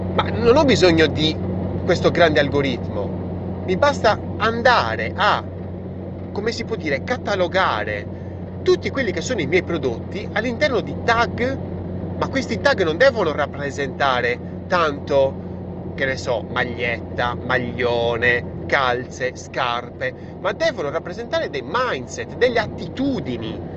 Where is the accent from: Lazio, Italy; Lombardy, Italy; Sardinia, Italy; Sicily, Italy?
Sardinia, Italy; io sono sardo